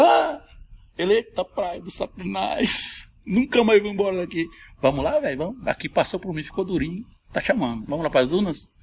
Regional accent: Cuiabá, Mato Grosso, Brazil; accent: Cuiabano; fala o cuiabano como é pra ser, é, fala como eu falo, autenticamente

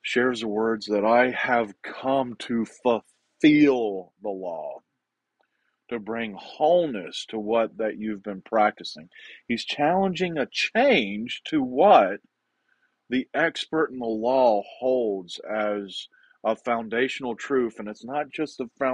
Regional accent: the South, United States; accent: southern; my southern accent

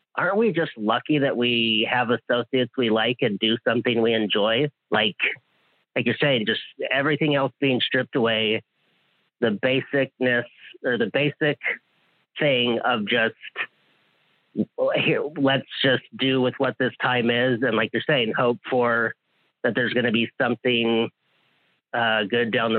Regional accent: Hawaii, United States; I'm from Hawaii

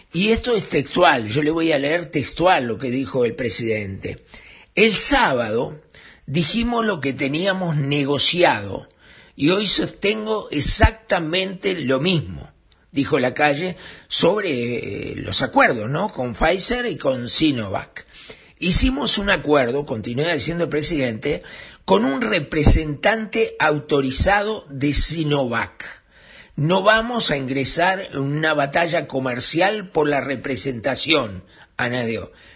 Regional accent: Uruguay; los únicos perjudicados somos los uruguayos

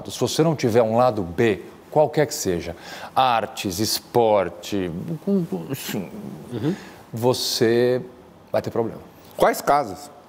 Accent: São Paulo, Brazil; Eu tenho 46 anos, nascido e criado aqui em São Paulo.

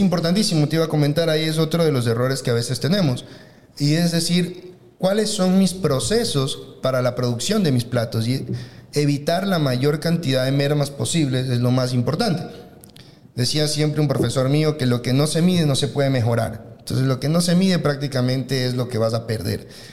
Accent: Ecuador; nosotros como ecuatorianos estamos acostumbrados

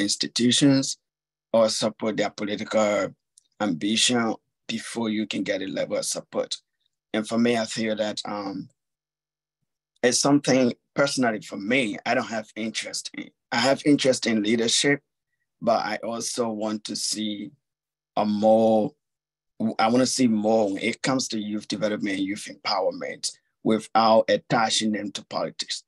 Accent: Liberia; I'm from Liberia

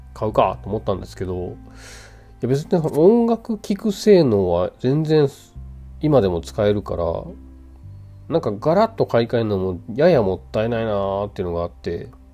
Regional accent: Kansai, Japan; accent: Kansai dialect; moved away; also born or lived in Tokyo; 僕関西弁なんですよデフォルトがそれがさこうやって一人で喋る時は関西弁ではあんまりないと思うんですね

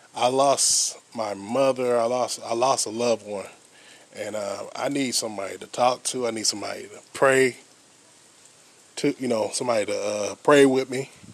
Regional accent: United States; I'm African American

